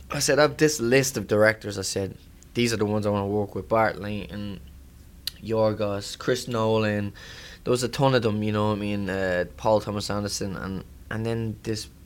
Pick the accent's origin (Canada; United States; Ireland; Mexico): Ireland; I'm excited for my hometown as well to see it, Ireland